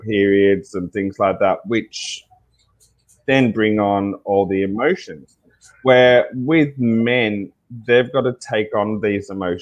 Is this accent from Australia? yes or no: yes; Tasmania, Australia; also born or lived in Sydney; now in Ballina, Australia; I'm Aboriginal. And from Tasmania, which is a small island right at the end of Australia. And with that, growing up being Indigenous